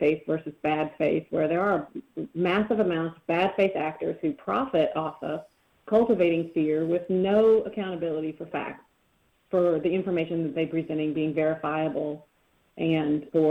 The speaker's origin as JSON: {"language": "English", "region": "Missouri", "country": "United States", "moved": "yes", "said": "I'm from Missouri originally"}